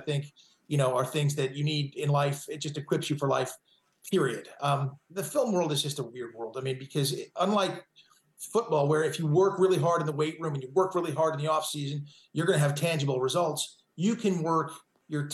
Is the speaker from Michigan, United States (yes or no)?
no; Malibu, California, United States; moved away as an adult; now in Nevada, United States; I grew up in Malibu, California. So my whole life has been there.